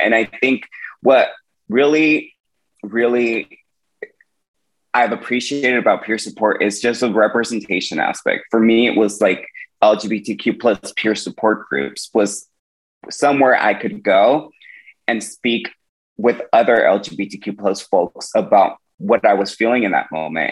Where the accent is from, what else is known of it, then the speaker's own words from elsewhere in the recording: Woodland, California, United States; my hometown in Woodland, California